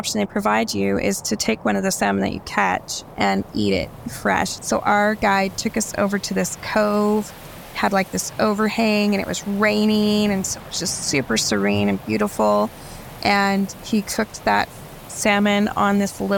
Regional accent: Florida, United States; Growing up in Florida, where water sports were like a huge thing

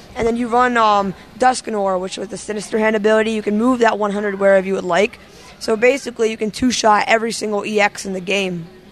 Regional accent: Wilmington, Delaware, United States; from Wilmington, Delaware

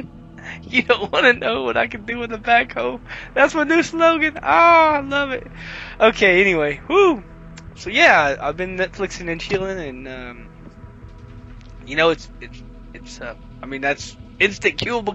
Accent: the South, United States; I'm from the South

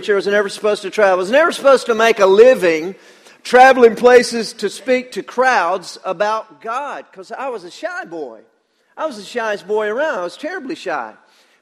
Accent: Danielsville, Georgia, United States; I'm from Danielsville, Georgia.

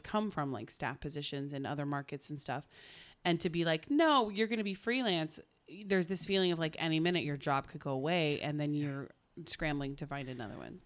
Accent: Oklahoma, United States; I'm from Oklahoma.

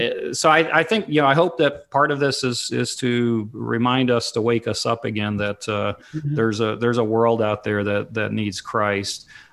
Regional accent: Papua, Indonesia; I grew up in Papua, Indonesia, or Irian Jaya back then, and Mission Aviation Fellowship was the way that we traveled, the only way that we traveled.

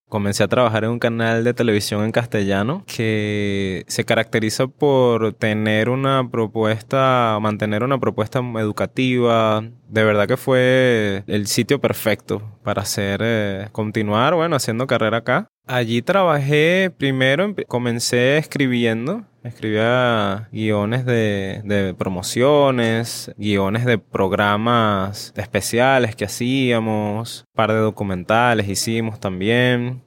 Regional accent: Venezuela; moved away; estás tan lejos del país donde naciste

